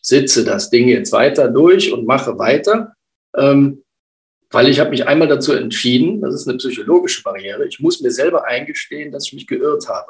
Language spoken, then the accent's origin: German; Rhineland, Germany; komme aus dem Rheinland, bin eine rheinische Frohnatur